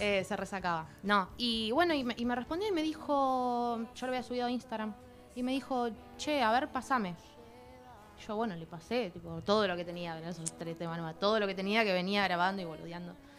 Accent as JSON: {"language": "Spanish", "town": "Quilmes", "region": "Buenos Aires Province", "country": "Argentina", "said": "yo soy de Quilmes"}